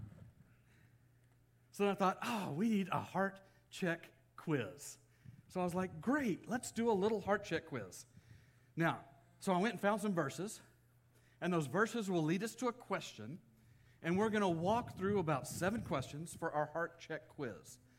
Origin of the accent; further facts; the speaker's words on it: Texas, United States; moved away as an adult; also born or lived in Kentucky; now in California, United States; I grew up in Texas